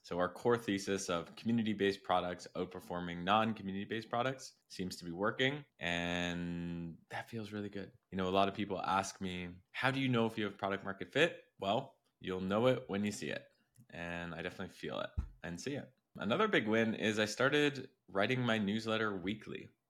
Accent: Montreal, Quebec, Canada; now in Miami Beach, United States; I'm from Montreal

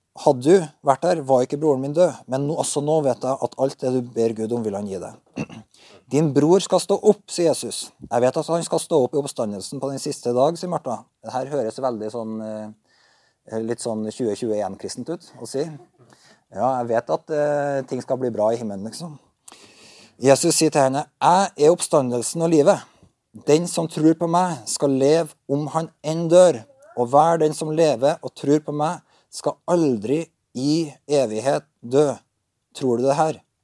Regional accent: Berkåk, Trøndelag, Norway; moved away; jeg er fra Berkåk

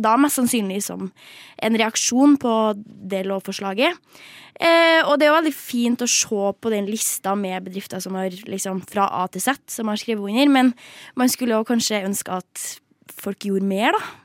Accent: Trøndelag, Norway; Jeg er jo trønder

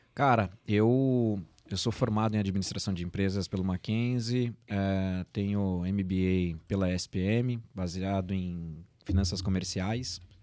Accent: São Paulo, Brazil; nasci aqui em São Paulo mesmo

